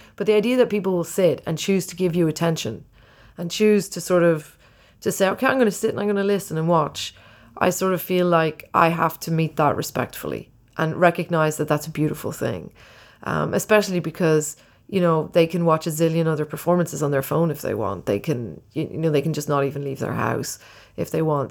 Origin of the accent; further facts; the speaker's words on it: Ireland; when I was growing up in Ireland, it was very poor.